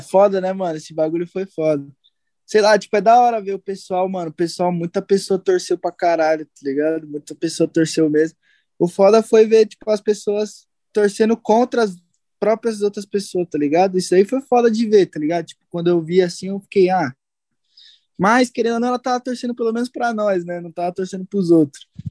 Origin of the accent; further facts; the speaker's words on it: Santo André, São Paulo, Brazil; eu também sempre andei com os par meus parceiros aqui de Santo André